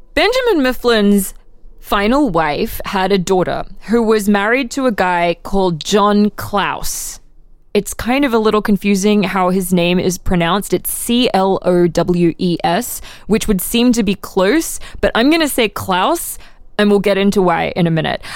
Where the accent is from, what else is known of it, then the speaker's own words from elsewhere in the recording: Brisbane, Queensland, Australia; now in Philadelphia, United States; my hometown of Brisbane, Australia